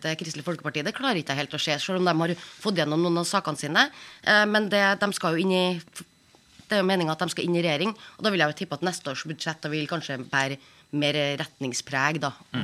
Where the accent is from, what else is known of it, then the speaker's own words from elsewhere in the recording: Trøndelag, Norway; moved away; der jeg kommer fra, oppe i Trøndelag